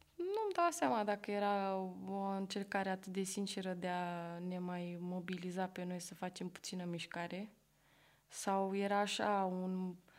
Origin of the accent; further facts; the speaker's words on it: Bucharest, Romania; also born or lived in Rotterdam, Netherlands; M-am născut și am crescut în Berceni, București, unde am terminat școala generală.